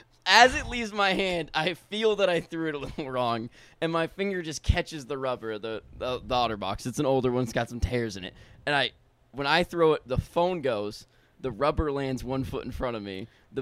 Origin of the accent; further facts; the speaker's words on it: Texas, United States; born there; I was born in Texas.